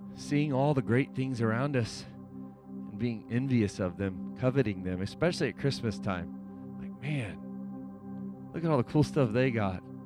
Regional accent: United States; I'm an American citizen

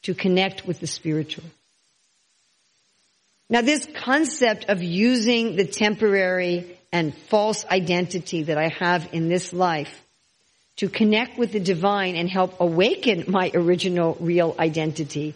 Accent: New York City, New York, United States; I was born in New York City, and I think, I'm a New Yorker

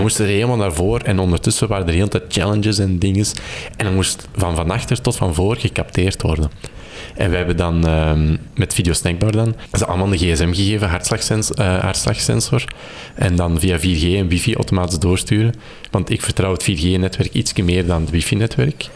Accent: Kempen, Flanders, Belgium; also born or lived in Turnhout; ik ben afkomstig uit de Kempen

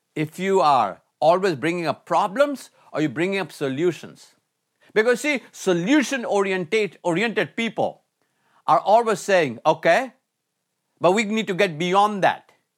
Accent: India; moved away as an adult; also born or lived in Michigan, United States; growing up in India

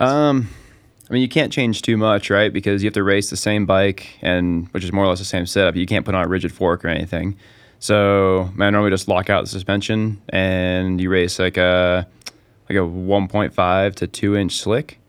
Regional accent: Park City, Utah, United States; also born or lived in Heber, Utah; I was born and raised in Park City, Utah, and pretty much spent, well, most of my life there

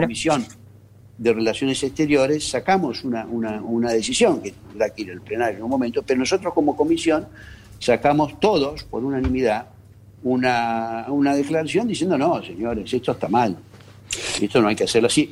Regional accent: Argentina; como argentinos

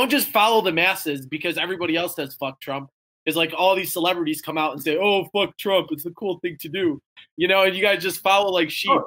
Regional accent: Chicago, Illinois, United States; now in Wisconsin, United States; I'm from Chicago. I live in Wisconsin now, but I was from Chicago

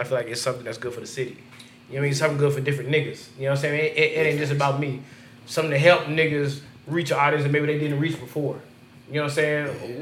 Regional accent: Las Vegas, Nevada, United States; I'm from Vegas

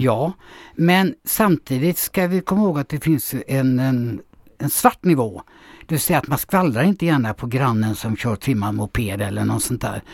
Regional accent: Gothenburg, Västra Götaland, Sweden; born or raised there; moved away as an adult; now in Björkö, Sweden

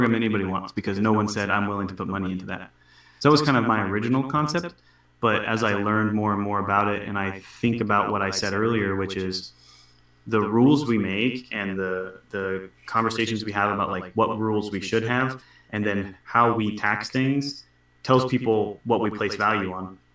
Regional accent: Washington, United States; I'm from Washington State

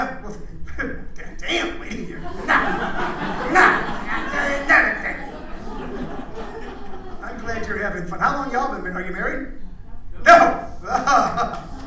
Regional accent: Midwest, United States; moved away; I grew up in the Midwest

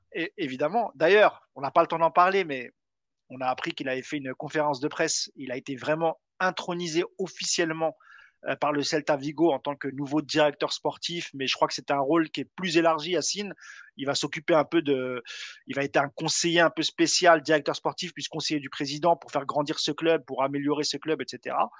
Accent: Morocco; chez moi au Maroc

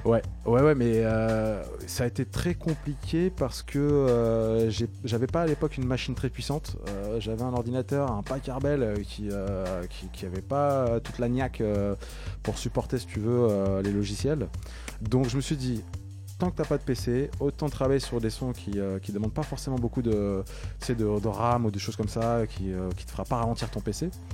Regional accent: Maisons-Alfort, Île-de-France, France; je suis euh, d'origine de la banlieue sud-est de Paris, je viens du Val-de-Marne, de Maison Alfort précisément

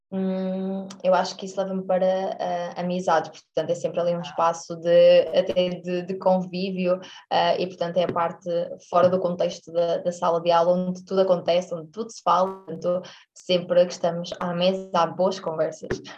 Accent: Aveiro, Centro, Portugal; moved away as an adult; also born or lived in Porto; eu sou estudante deslocada, portanto eu sou, sou, sou da Aveiro e depois fui para o Porto

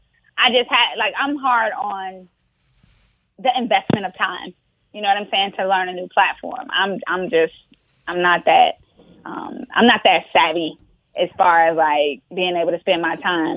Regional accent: Miami, Florida, United States; moved away as an adult; now in Atlanta, United States

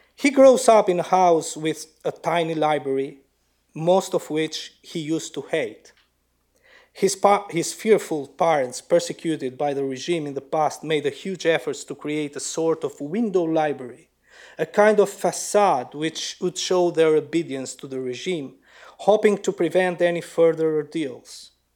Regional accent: Lushnjë, Fier County, Albania; my hometown Lushnya and the villages around it

